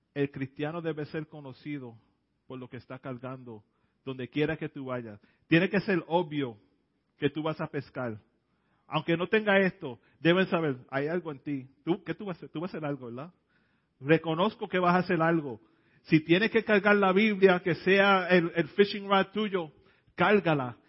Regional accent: New York City, New York, United States; Yo me crié en el Bronx, en el South Bronx. Nací en la, en la área de Hunts Point

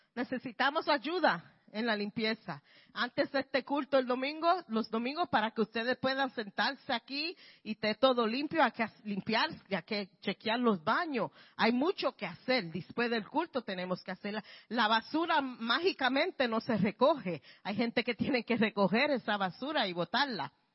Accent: Puerto Rico; now in Bronx, New York, United States; soy puertorriqueña

